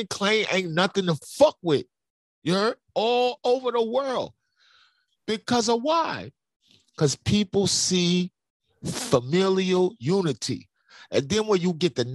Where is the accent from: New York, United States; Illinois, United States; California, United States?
New York, United States; New York City; I'm from Brooklyn.